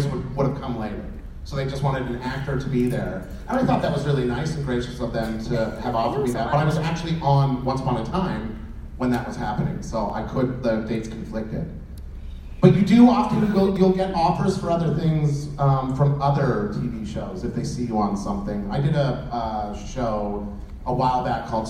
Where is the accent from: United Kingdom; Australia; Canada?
United Kingdom; Luton, East of England; moved away; I'm from the UK. I'm from Luton.